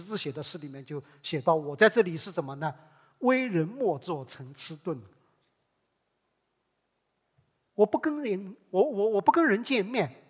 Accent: Hangzhou, Zhejiang, China; 这个特质，我们在另外一个案件里面也可以看到，这是可能我们杭州人更熟悉的一个案件——岳飞刺史案。

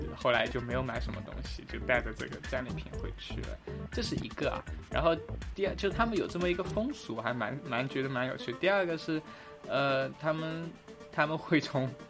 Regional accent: Hangzhou, Zhejiang, China; accent: Hangzhou accent; 我说的是正宗的杭州腔

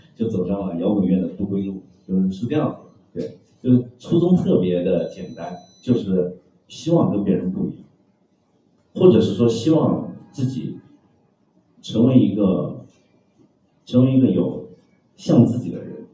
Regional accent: China; 我们中国人

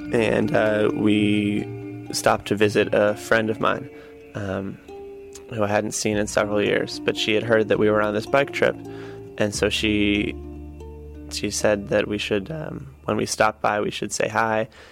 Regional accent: Connecticut, United States; also born or lived in Beijing, China; I'm from Connecticut. I live in New Haven, Connecticut.

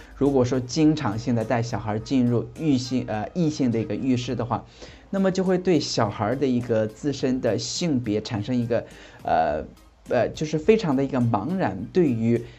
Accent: northern rural China, northern China, China; 我是出生在一个北方的农村家里面

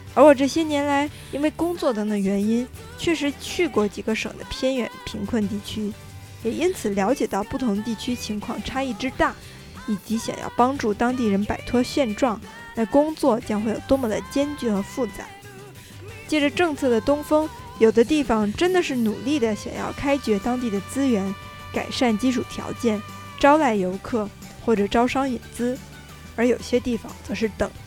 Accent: Beijing, China; 从小就生活在北京，这座真正意义上的历史文化名城，一个国家的政治经济文化中心的我

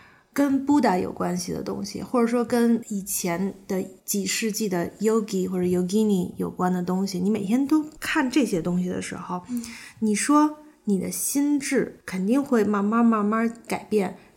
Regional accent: Beijing, China; 在北京，我一直是在北京，我是北京人。

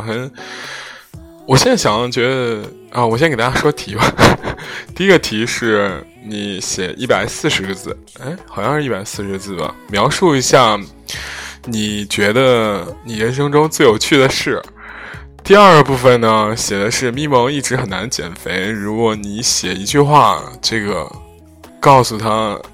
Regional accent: Henan, China; also born or lived in Zhengzhou; 你在郑州说那个，或者河南范围内说这个微信公众号谁做得好，肯定会有我们公司

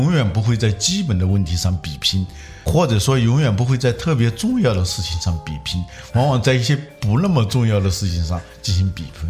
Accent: Hubei, China; moved away; 我们老家的一张报纸啊，我是湖北人嘛

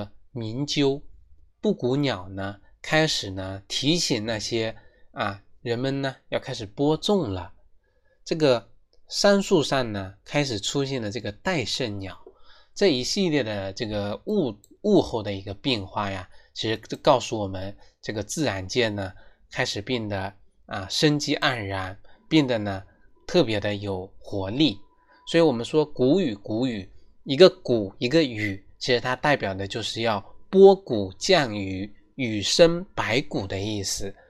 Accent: China; 其实这就是千百年来我们中华民族，我们中国人啊

